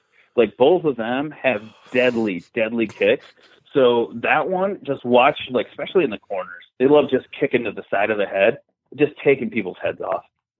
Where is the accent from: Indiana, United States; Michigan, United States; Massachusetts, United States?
Michigan, United States; Detroit; moved away as an adult; now in Florida, United States; I'm from Detroit. You know, I've been working in the Detroit scene for almost 17 years.